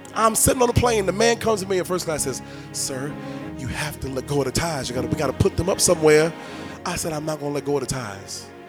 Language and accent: English; New York, United States; I'm a New Yorker